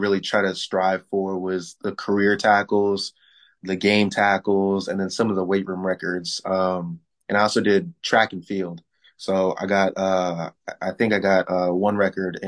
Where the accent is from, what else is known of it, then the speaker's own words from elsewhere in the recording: San Antonio, Texas, United States; also born or lived in Milwaukee, Wisconsin; we moved from Milwaukee, Wisconsin to San Antonio, Texas. So I was playing Texas football, grew up around Texas boys and playing Texas football for up until me being 18, 19 years old